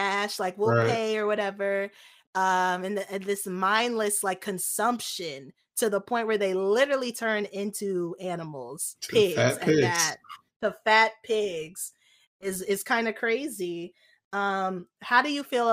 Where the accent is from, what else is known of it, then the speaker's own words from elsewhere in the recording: United States; as an American